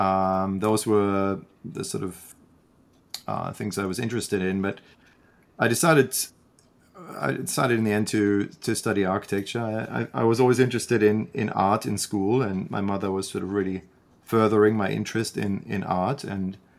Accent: Freiburg, Baden-Württemberg, Germany; moved away as an adult; also born or lived in London, United Kingdom; now in Canada; grew up in in Freiburg, which is um, a university town and a historic city

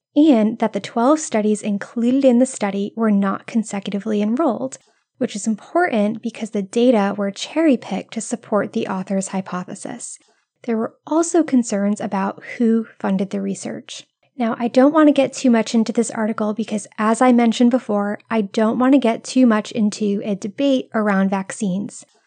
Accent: Rhode Island, United States; moved away; I'm originally from Rhode Island, where iced coffee runs through our veins even in the coldest months

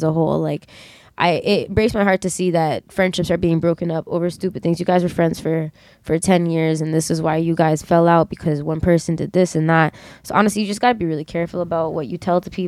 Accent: Mississauga, Ontario, Canada; I'm from Saga

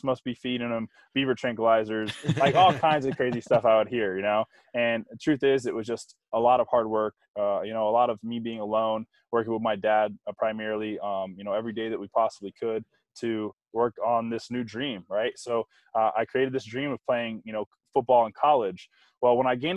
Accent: Tampa, Florida, United States; Growing up in Tampa, my parents had a construction business

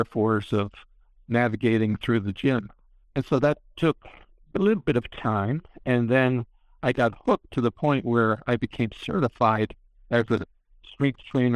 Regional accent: New York, United States; I grew up in New York

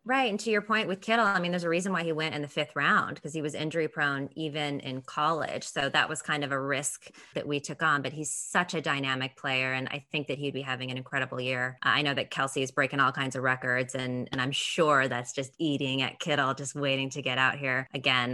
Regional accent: San Jose, California, United States; I'm from San Jose originally, Santa Clara County

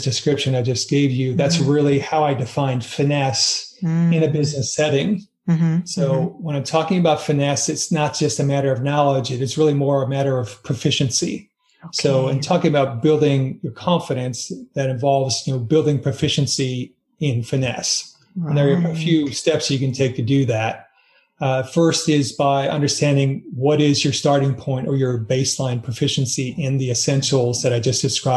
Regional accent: United States; I am an American, but my heritage, like most people, is a blend of nationalities.

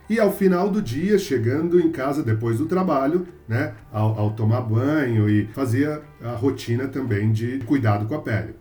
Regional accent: São Paulo, Brazil; eu sou de São Paulo, meus pais são de Minas, mas eu nasci aqui em São Paulo, paulistano, e sempre vivi aqui também

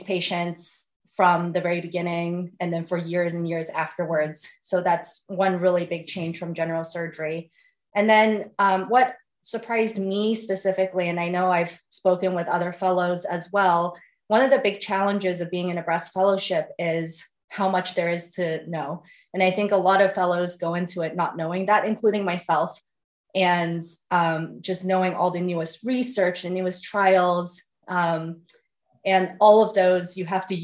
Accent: San Francisco, California, United States; moved away as an adult; also born or lived in Nevada / Detroit area, Michigan; now in Columbus, United States; I'm originally from California, from San Francisco.

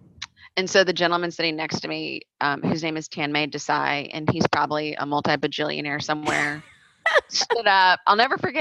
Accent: Omaha, Nebraska, United States; moved away as an adult; also born or lived in Austin, Texas; I'm originally from Omaha, Nebraska

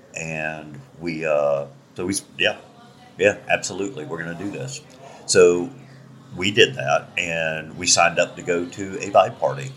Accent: Outer Banks, North Carolina, United States; moved away; also born or lived in Pensacola, Florida; I grew up in the Outer Banks of North Carolina

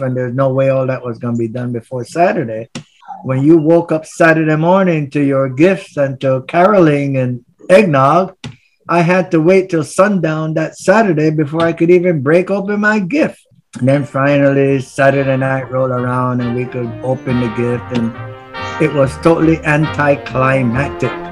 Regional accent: Gamboa, Panama Canal Zone, Panama; now in New Jersey, United States; I grew up in uh, the community known as Santa Cruz. Uh, to the old timers, it was also, also uh, uh called Gamboa. And uh, right now I live in New Jersey.

